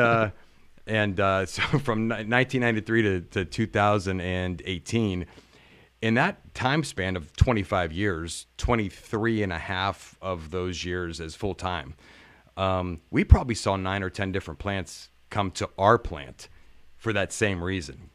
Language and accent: English; Campbell, Ohio, United States; moved away as an adult; now in Okemos, United States; I'm from a small town. It's spelled like the soup, but we don't say it.